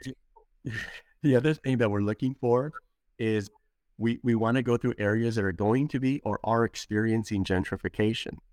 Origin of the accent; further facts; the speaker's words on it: Los Angeles, California, United States; I was born and raised in Los Angeles, California